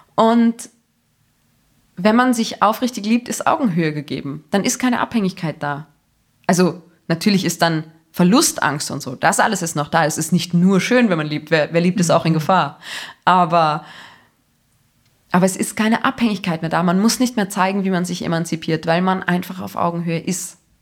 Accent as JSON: {"language": "German", "region": "Salzburg", "country": "Austria", "said": "gerade als Salzburgerin"}